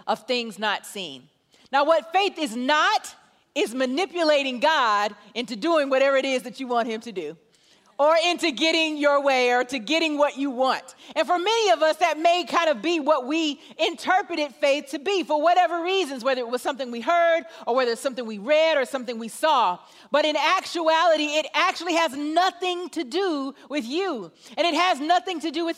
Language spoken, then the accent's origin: English; Atlanta, Georgia, United States; I am from Atlanta, Georgia